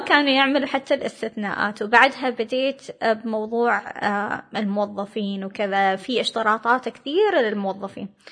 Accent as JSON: {"language": "Arabic", "country": "Oman", "also_born_or_lived": "United States", "said": "جاوا عمانيين ثانيين"}